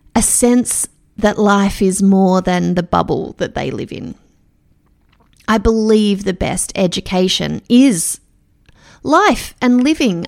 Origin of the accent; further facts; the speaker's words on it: Melbourne, Victoria, Australia; I'm from Melbourne